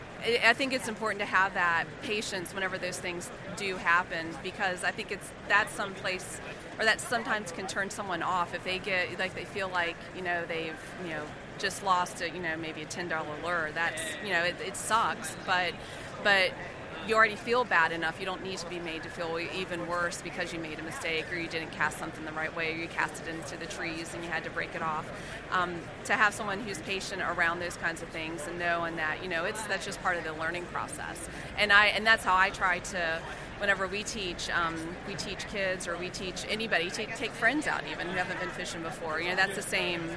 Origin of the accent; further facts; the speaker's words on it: Charleston, South Carolina, United States; also born or lived in West Virginia; he got stationed in Charleston in the late 80s, and we moved there, and I grew up. I that's where I call home.